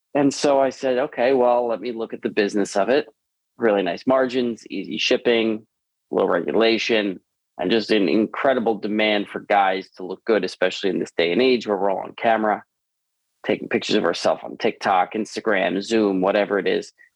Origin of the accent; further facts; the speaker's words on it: Long Island, New York, United States; now in Los Angeles, United States; I was born in Long Island in New York